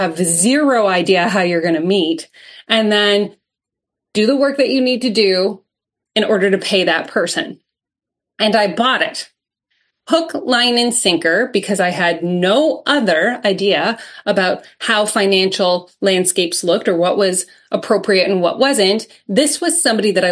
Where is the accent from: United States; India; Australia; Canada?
Canada; I'm Canadian